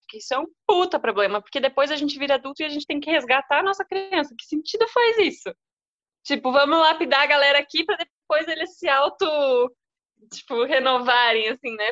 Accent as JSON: {"language": "Portuguese", "region": "Rio Grande do Sul", "country": "Brazil", "moved": "as an adult", "lives_now": "São Paulo, Brazil", "said": "sou gaúcha"}